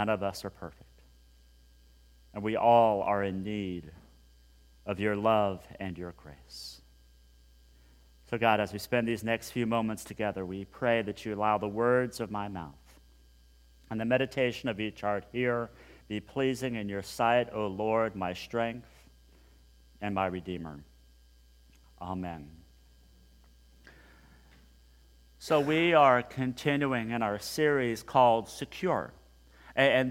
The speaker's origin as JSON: {"language": "English", "town": "Hutchinson", "region": "Kansas", "country": "United States", "tie": "born or raised there", "said": "growing up in Hutchinson, Kansas, a long, long time ago"}